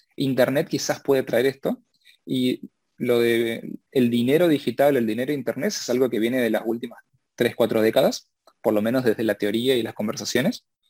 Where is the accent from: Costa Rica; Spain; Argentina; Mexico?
Argentina; yo soy argentino